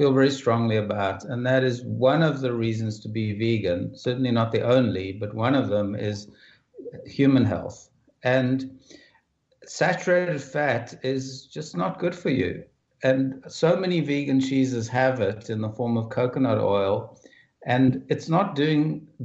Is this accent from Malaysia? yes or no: no; South Africa; I grew up in South Africa, and I grew up during some of the worst years of apartheid